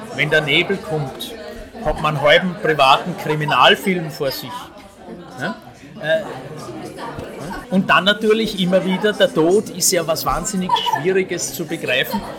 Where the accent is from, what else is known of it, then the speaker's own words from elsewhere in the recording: Vienna, Austria; bei uns in Wien